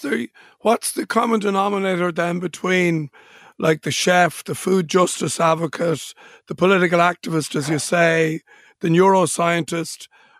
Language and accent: English; Ireland; I know I'm Irish